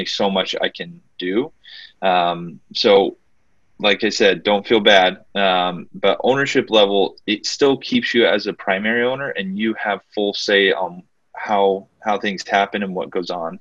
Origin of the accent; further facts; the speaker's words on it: Mesa, Arizona, United States; I was born and raised in Mesa